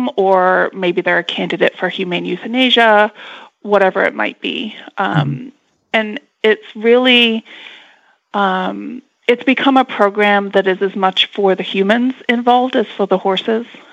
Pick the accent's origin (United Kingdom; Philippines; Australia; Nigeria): United Kingdom; England; I was born and raised in England